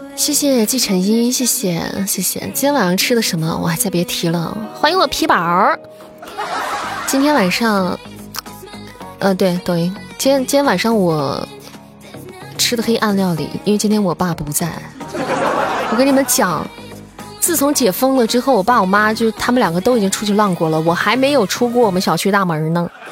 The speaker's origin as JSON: {"language": "Chinese", "town": "Xi'an", "region": "Shaanxi", "country": "China", "said": "作为一个西安人，我就只会做油泼面"}